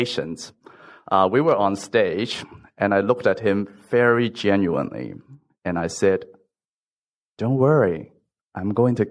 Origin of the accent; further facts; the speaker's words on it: Hong Kong; first language Cantonese; English is a second language; moved away as an adult; also born or lived in Los Angeles; I was born and raised in Hong Kong